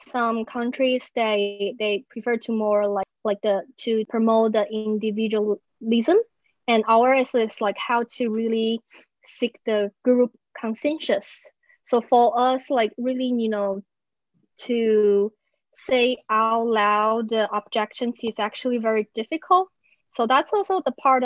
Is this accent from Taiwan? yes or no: yes; Taiwan; I'm from Taiwan